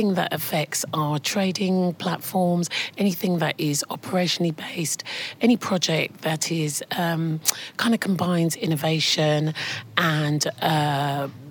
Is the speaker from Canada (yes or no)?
no; London, United Kingdom; also born or lived in Enfield; I was born in Islington in London. I'm one of four siblings. My parents were from Guyana